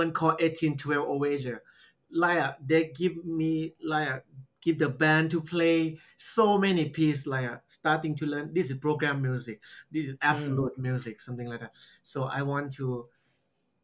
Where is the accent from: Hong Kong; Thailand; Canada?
Thailand; Southern Thailand; English is a second language; now in Nakhon Ratchasima, Thailand; I'm from Southern. Very Southern, like almost close to Malaysia